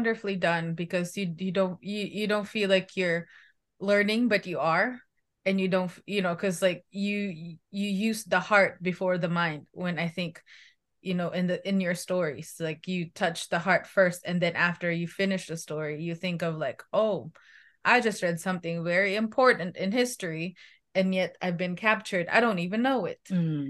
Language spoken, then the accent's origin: English; Philippines; moved away; I grew up in the Philippines.